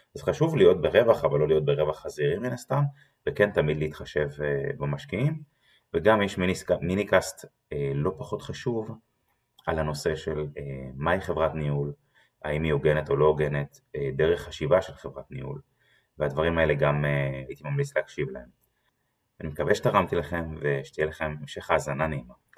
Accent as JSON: {"language": "Hebrew", "country": "Israel", "said": "אנחנו כישראלים"}